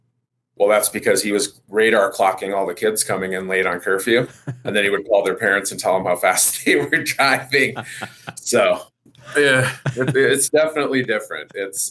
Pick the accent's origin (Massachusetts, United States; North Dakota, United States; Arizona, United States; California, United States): North Dakota, United States; moved away as an adult; also born or lived in Aberdeen, South Dakota; now in Colorado Springs, United States; I'm originally grew up in North Dakota, but I currently live and reside in Colorado Springs, Colorado.